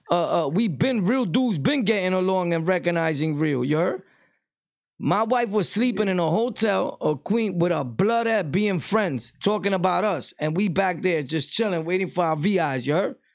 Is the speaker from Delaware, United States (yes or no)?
yes; Delaware, United States; I'm a square from Delaware right now.